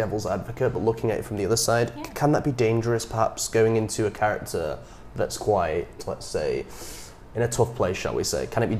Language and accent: English; United Kingdom; As someone from the UK who's never been to America